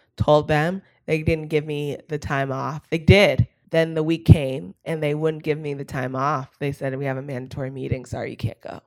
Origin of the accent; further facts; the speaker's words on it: Palo Alto, California, United States; now in Los Angeles, United States; I grew up in Palo Alto, um, which is, like, the tech capital of the world and, um, and the home of Stanford University